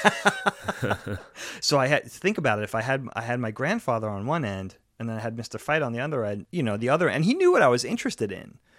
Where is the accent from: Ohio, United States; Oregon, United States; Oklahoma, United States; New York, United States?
New York, United States; Long Island; growing up on Long Island, high school was nine, ten, eleven, twelve